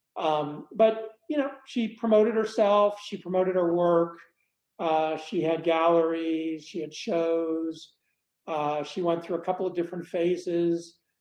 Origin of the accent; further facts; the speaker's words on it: Dallas, Texas, United States; moved away as an adult; also born or lived in Blytheville, Arkansas / Boston, Massachusetts; now in Boulder, United States; from age three forward, I grew up in Dallas